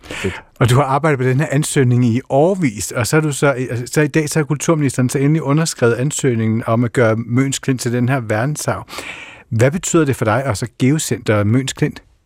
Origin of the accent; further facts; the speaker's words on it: Kerteminde, Southern Denmark, Denmark; moved away; jeg kommer fra Kærtminde på Fyn